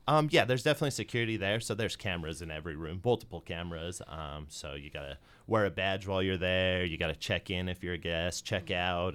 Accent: Utah, United States; moved away as an adult; also born or lived in Colorado; I'm originally from Utah

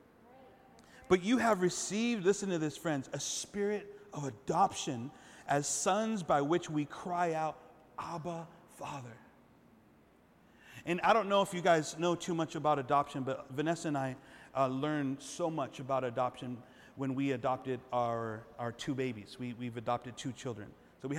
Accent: Los Angeles, California, United States; moved away; I'm from East Los.

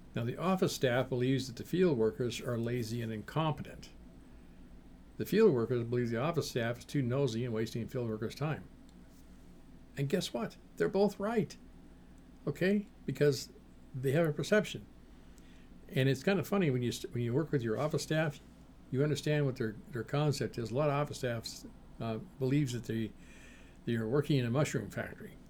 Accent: Seattle, Washington, United States; back when I was a kid in the Seattle area

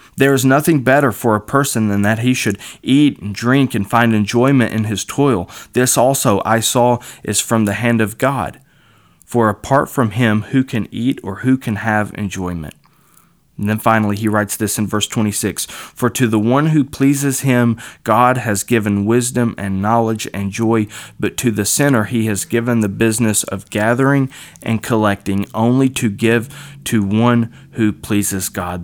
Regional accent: Kentucky, United States; I was raised in Kentucky

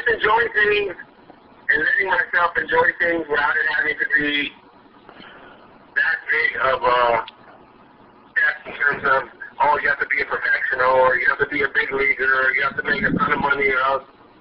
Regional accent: Southern California, United States; I grew up in Southern Cal, so I grew up playing sports

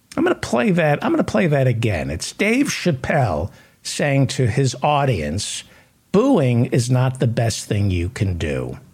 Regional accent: San Francisco, California, United States; moved away; I'm from San Francisco. I spent 12 years in San Francisco.

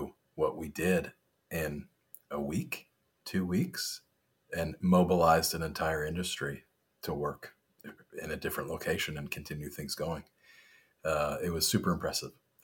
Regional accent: New York, United States; moved away as an adult; also born or lived in Montreal / California; now in St. Louis, United States; I grew up in New York and went to college on the Eastern Seaboard

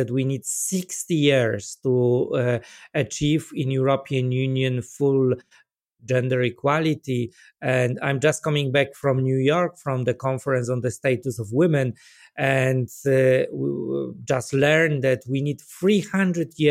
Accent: Poland; I come from Poland myself

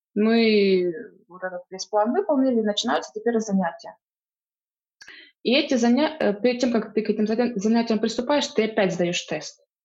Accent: Donetsk Oblast, Ukraine; moved away as an adult; also born or lived in Luhansk; now in Wuhan, China; я сама из Донецкой области, из маленького города

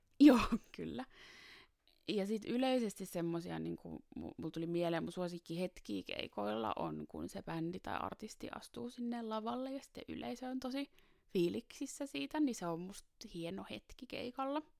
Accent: Taivassalo, Southwest Finland, Finland; now in Helsinki, Finland; tulen Helsingistä, ja, mutta on kotoisin Taivassalosta Varsinais-Suomesta

